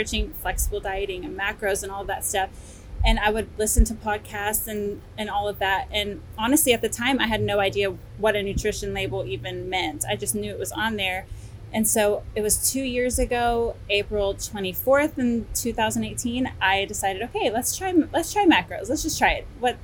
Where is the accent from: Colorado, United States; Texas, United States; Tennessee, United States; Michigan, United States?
Texas, United States; I'm from Texas, been living in Texas my whole life